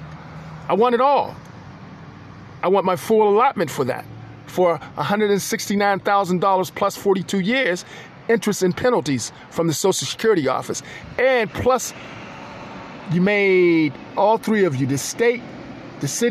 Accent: Pittsburgh, Pennsylvania, United States; also born or lived in Pensacola, Florida; I was born in Pensacola and I was raised in Pittsburgh.

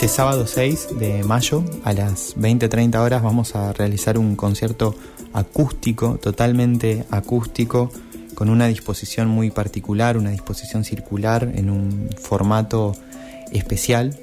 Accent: Concordia, Entre Ríos, Argentina; Soy una persona que creció en el entorno de los humedales, soy de Entre Ríos, de Concordia crecí a, orillas de un arroyo

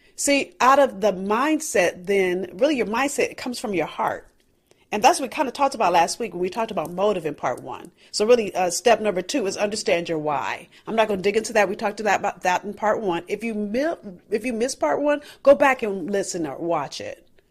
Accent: Los Angeles, California, United States; I'm from South Central L A.

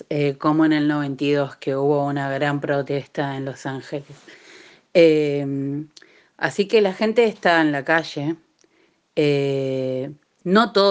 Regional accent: Argentina; now in California, United States; Nosotras, como migrantes argentinas, feministas, que vivimos en el área de la bahía y sus alrededores en California

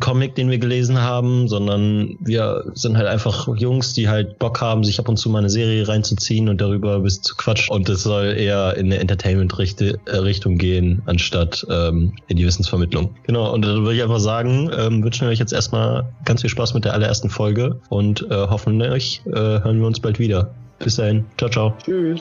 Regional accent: Kassel, Hesse, Germany; now in Münster, Germany; Ich komme aus Münster, also ursprünglich aus Kassel, aber mittlerweile aus Münster

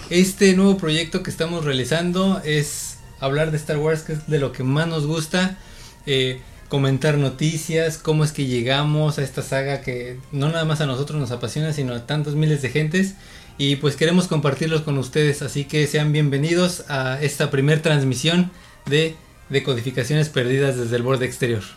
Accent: State of Mexico, Mexico; now in Baja California, Mexico; Yo nací en el Estado de México, de allá soy, de allá vengo. Actualmente estoy viviendo aquí en Baja California

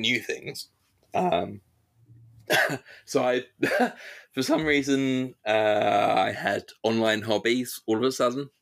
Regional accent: London, United Kingdom; moved away as an adult; now in Edinburgh, United Kingdom; I grew up in London

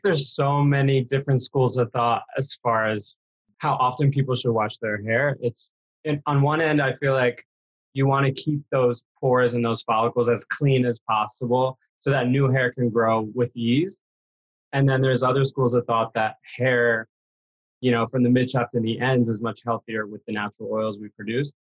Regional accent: New York, United States; now in Los Angeles, United States; I was born in New York, actually, in the Bronx

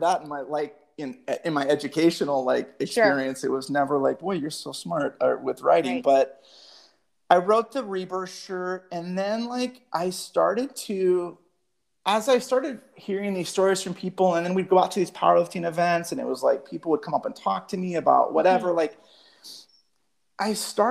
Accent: Phoenix, Arizona, United States; I grew up here in West Phoenix

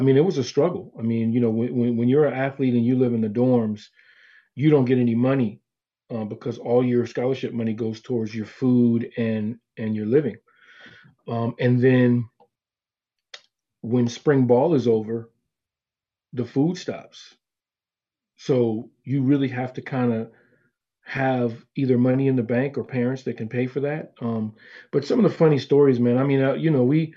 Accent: California, United States; we're from California

